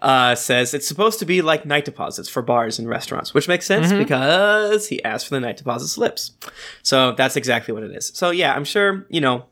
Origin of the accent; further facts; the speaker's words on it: Florida, United States; I'm from Florida.